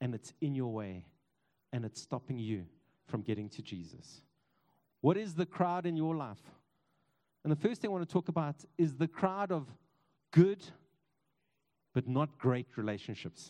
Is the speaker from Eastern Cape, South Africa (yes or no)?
no; East Rand, Gauteng, South Africa; I grew up on the East Rand